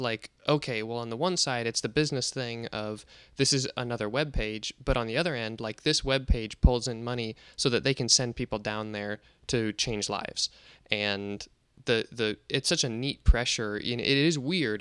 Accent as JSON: {"language": "English", "region": "Nebraska", "country": "United States", "said": "I'm a Nebraska boy"}